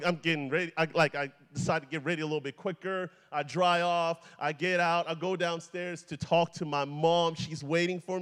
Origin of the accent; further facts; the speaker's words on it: DR Congo; also born or lived in Atlanta, Georgia, United States; now in United States; I was born in the Democratic Republic of Congo, Zaire, which is Central Africa. I moved here about 20 years ago with my family